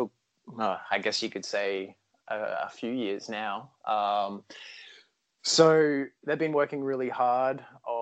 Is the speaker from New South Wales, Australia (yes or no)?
no; Brisbane, Queensland, Australia; Australia is a big place and I'm from Brisbane